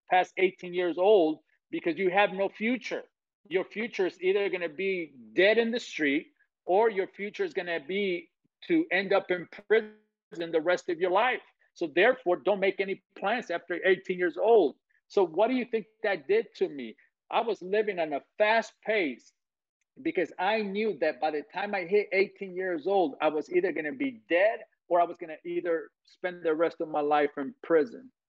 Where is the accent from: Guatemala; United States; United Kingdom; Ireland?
Guatemala; I come from Guatemala, Central America, where in 24 hours my life changed in 24 hours